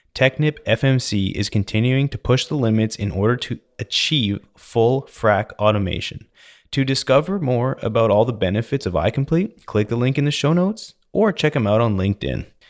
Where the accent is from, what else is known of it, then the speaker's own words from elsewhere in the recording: Canada; now in United States; growing up in Canada, we always hang our own Christmas lights